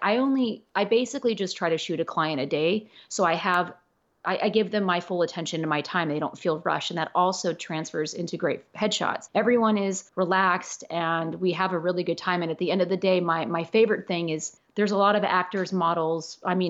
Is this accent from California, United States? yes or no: yes; Los Angeles, California, United States; born there; people think because I was born in Los Angeles, literally 20 minutes away from Hollywood, that this was my life.